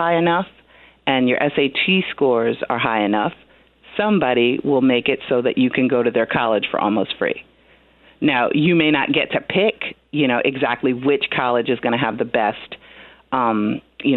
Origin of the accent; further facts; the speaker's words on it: New Jersey, United States; moved away; we are born and raised New Jersey people, my husband and I. I don't know if my accent is showing up on the radio.